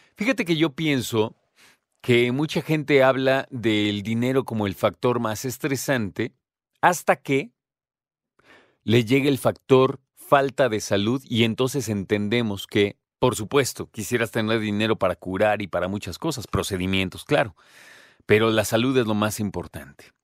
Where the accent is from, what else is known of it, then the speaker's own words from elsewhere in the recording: Mexico; como mexicanos